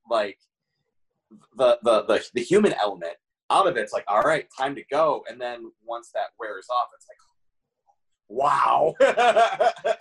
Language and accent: English; Toledo, Ohio, United States; the first time I was booked in my hometown of Toledo